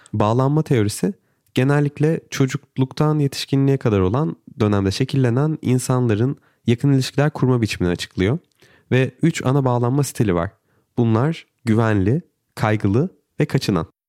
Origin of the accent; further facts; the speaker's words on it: Turkey; benim eşim Brezilyalı, ben Türk'üm